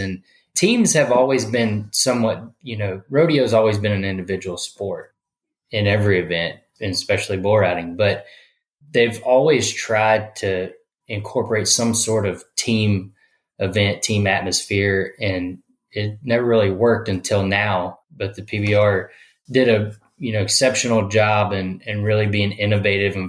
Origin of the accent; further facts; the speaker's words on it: Fort Worth, Texas, United States; I grew up around Fort Worth, Texas